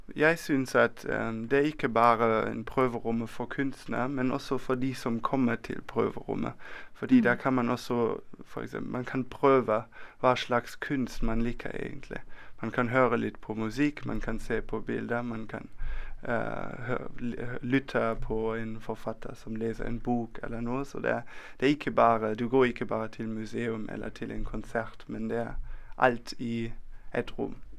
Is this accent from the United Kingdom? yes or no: no; Germany; Norwegian is a second language; now in Bergen, Norway